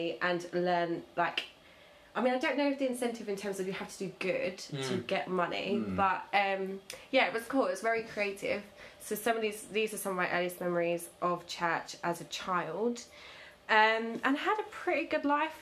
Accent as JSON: {"language": "English", "region": "London", "country": "United Kingdom", "tie": "born or raised there", "said": "I was born in North London"}